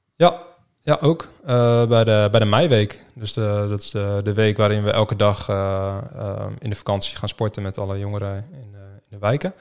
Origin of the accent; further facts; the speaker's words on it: Rode, Netherlands; moved away as an adult; also born or lived in Harderwijk / Groningen; geboren in Harderwijk in het ziekenhuis toen eh, ben ik eh, na drie dagen eh, opgehaald door mijn pleegouders uit het ziekenhuis. Ja. Naar Rode. daar heb ik eigenlijk mijn hele jeugd gewoond.